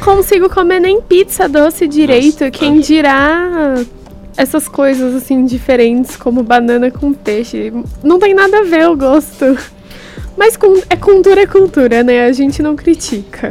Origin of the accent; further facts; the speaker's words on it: Santo André, São Paulo, Brazil; eu que sou de Santo André